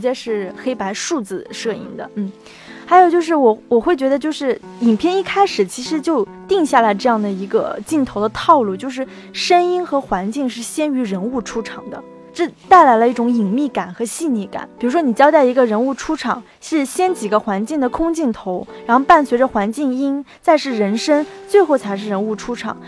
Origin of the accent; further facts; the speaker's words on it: China; 我们中国人是讲前世今生的